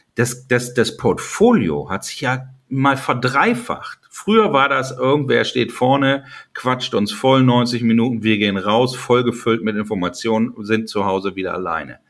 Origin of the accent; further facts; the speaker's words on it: Lower Saxony, Germany; als Niedersachse